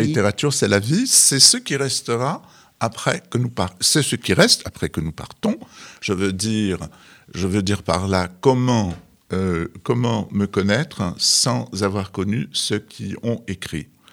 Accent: Algeria; moved away; je suis né au Sahara et les arbres, c'était des palmiers

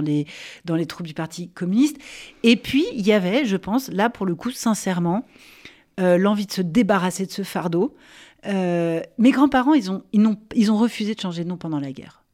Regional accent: France; chez nous, en France

